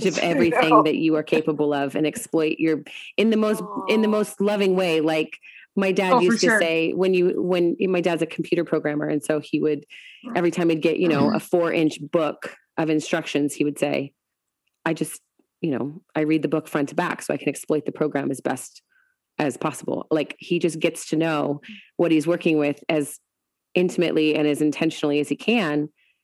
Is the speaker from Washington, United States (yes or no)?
yes; Washington, United States; moved away; also born or lived in Colorado; I grew up in Washington. I had lived in Colorado